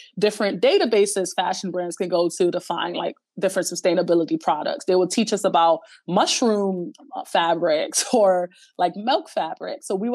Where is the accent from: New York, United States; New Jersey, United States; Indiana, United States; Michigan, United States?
New York, United States; New York City; I grew up in the Bronx